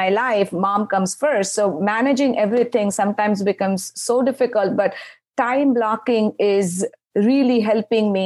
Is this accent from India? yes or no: yes; India; moved away; I grew up in India.